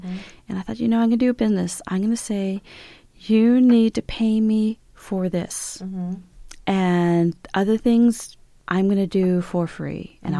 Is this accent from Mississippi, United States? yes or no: no; Los Angeles, California, United States; now in Tucson, United States; I am Hopi Navajo Pueblo and Mexican. I was raised in Los Angeles, California, and so I'm a very urban Indian, and I'm also an unenrolled urban Indian